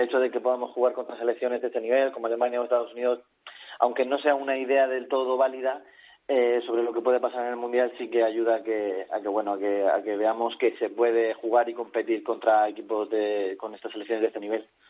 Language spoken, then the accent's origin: Spanish; Alicante, Valencian Community, Spain; yo como alicantino